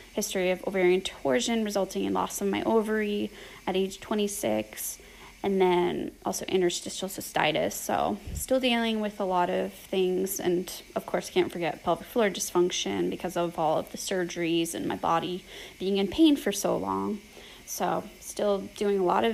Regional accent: Boston, Massachusetts, United States; I'm from Boston

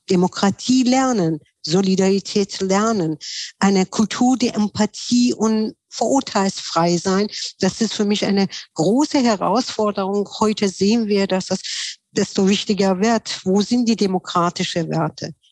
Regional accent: Tehran, Tehran Province, Iran; Ich bin ja in Teheran aufgewachsen, weil ich war, meine Familie waren muslimisch Hintergründen, aber auf der Straße, wo ich gewohnt habe, die waren sehr viel Bahais Kinder

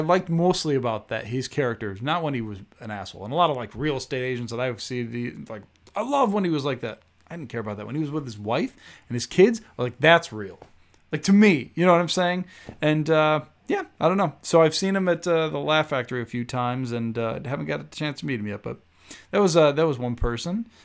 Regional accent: Chicago, Illinois, United States; now in Los Angeles, United States; I grew up in Rogers Park

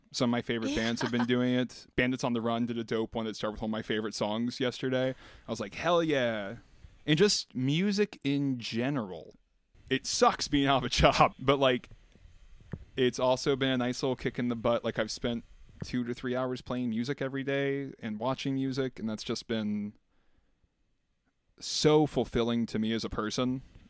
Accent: Virginia, United States; born or raised there; moved away as an adult; now in New York City, United States

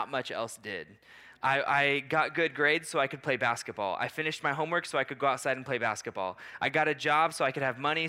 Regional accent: Portland, Oregon, United States; now in Maui, United States; I grew up outside of Portland, Oregon

